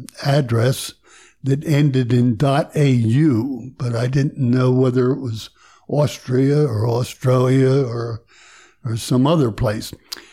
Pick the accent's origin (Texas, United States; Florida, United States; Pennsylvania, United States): Pennsylvania, United States; Philadelphia; moved away as an adult; also born or lived in Pittsburgh, Pennsylvania; now in Willow Valley, United States; I grew up in Philadelphia. I went to Franklin Marshall College, so I got familiar with Lancaster back in the mid-late 50s